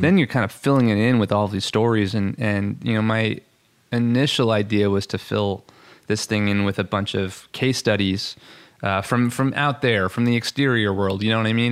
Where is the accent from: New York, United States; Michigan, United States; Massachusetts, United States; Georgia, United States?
New York, United States; Long Island; accent: New York, Long Island; moved away; I'm originally from Long Island, New York, and so sometimes that accent comes out